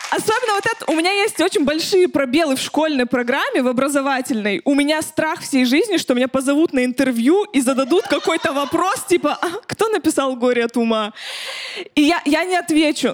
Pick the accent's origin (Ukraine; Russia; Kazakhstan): Russia; a settlement near Chelyabinsk, Chelyabinsk Oblast; я в поселке росла, в Челябинске.